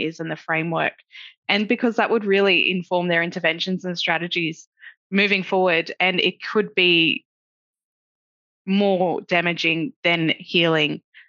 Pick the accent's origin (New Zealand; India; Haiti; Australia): Australia; Lismore, New South Wales; I'm a Wiradjuri woman. I'm born and raised on Widjibal Wiradjuri country, which is where I'm zooming in from tonight. It's also known as Lismore. In the Northern Rivers of New South Wales, which is Bundjalung Nation.